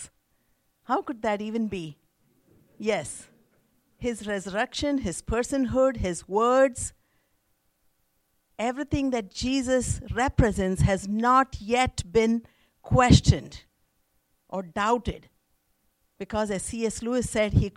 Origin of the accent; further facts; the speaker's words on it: India; moved away; I was born and raised in India